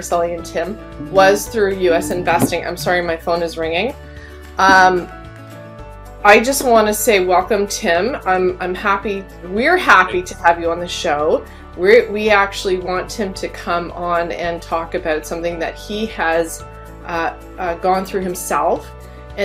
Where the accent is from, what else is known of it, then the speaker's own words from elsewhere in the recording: Canada; as a Canadian mortgage holder